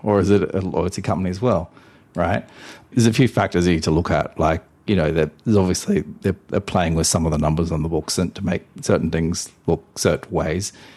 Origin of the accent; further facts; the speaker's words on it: Australia; I'm Australian